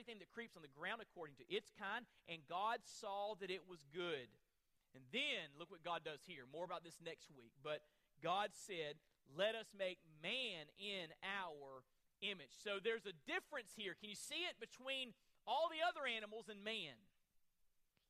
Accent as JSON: {"language": "English", "region": "Florida", "country": "United States", "moved": "yes", "said": "I'm from Florida originally"}